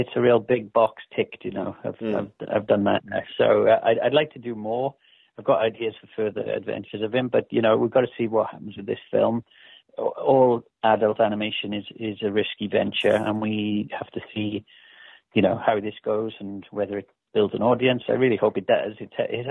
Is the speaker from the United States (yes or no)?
no; Wales, United Kingdom; my hometown, you know. I mean, there's in Wales